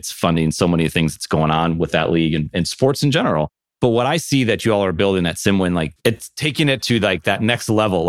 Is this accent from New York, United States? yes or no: yes; Buffalo, New York, United States; moved away; I'm originally from Buffalo, New York